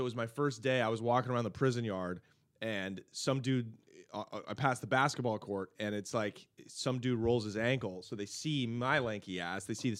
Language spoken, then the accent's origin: English; Portland, Oregon, United States; we're from Portland.